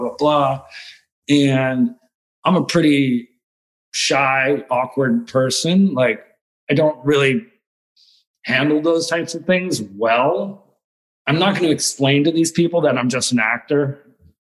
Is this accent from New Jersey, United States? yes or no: yes; New Jersey, United States; moved away; also born or lived in New York; I'm very proudly like New Jersey raised